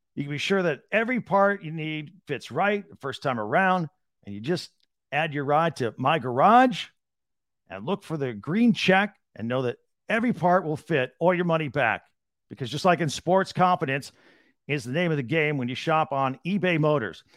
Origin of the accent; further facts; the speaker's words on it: Carmel, Indiana, United States; my hometown of Carmel, Indiana